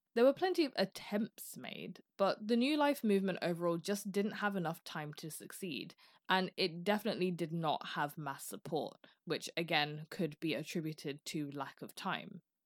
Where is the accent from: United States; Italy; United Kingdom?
United Kingdom; I'm British